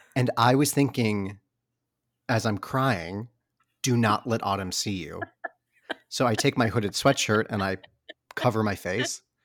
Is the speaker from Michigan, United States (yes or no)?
yes; Michigan, United States; I'm from Michigan